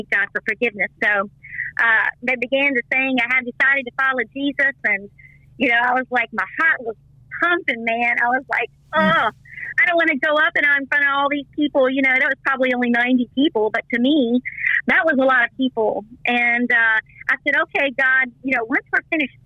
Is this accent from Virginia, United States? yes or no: yes; Vinton, Virginia, United States; accent: country; also born or lived in Roanoke, Virginia; now in Virginia Beach, United States; I actually grew in a little town called Vinton, Virginia, near the lake